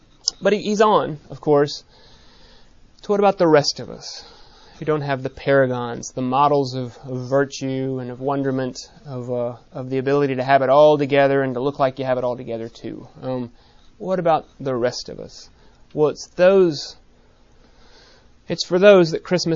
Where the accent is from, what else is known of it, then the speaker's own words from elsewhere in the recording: Minnesota, United States; I come from Minnesota, where it's considered shameful to be shameless